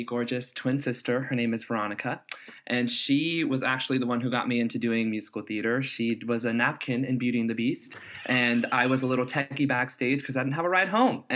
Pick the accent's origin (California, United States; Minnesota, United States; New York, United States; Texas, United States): California, United States; Sacramento; I am a Mexican Native American man born and raised in Sacramento, California